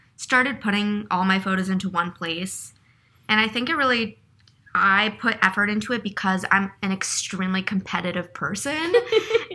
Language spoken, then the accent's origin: English; New York City, New York, United States; I'm from New York City, born and raised Upper East Side